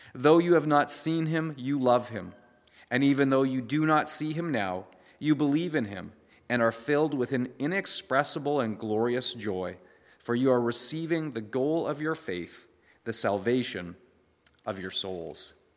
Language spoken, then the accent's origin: English; Canada; we as the Canadian church